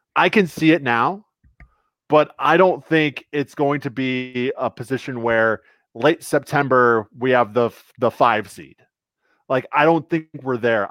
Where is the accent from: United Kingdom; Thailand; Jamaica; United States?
United States; also born or lived in Twin Cities, United States; now in Minneapolis, United States; I'm from the Quad Cities, born and raised in the Quad Cities.